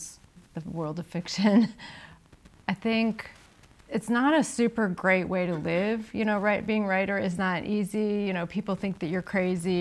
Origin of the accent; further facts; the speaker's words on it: United States; I'm an American